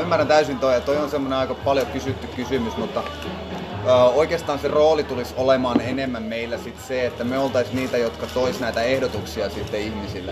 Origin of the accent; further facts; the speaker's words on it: Kokkola, Central Ostrobothnia, Finland; moved away as an adult; now in Turku, Finland; Mä oon alun perin Kokkolasta kotoisin ja noin viisitoista vuotta asunut Turussa